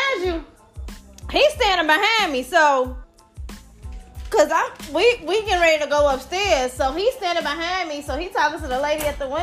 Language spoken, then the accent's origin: English; Gary, Indiana, United States; I'm from Gary.